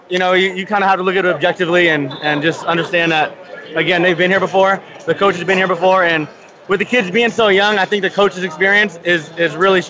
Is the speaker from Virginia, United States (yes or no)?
no; Menifee, California, United States; I'm from Menifee, California. Riverside area, kind of in between LA and San Diego.